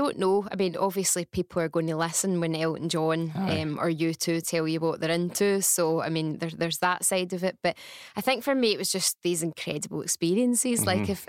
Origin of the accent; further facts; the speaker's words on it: Bishopbriggs, Scotland, United Kingdom; I'm from Bishopbriggs. Aye. And I was still living in Bishopbriggs at the time as well.